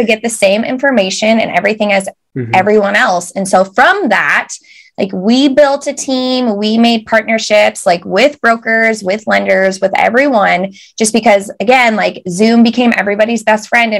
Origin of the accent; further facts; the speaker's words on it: United States; moved away as an adult; now in United Kingdom; So we are very American